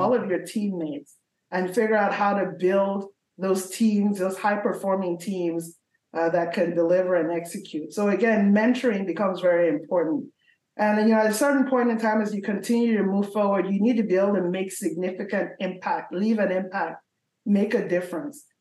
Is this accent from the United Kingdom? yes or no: no; Nigeria; moved away; I was born in Nigeria